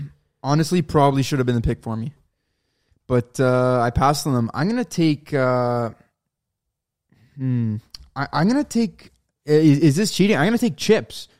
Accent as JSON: {"language": "English", "town": "Toronto", "region": "Ontario", "country": "Canada", "said": "we're from Toronto"}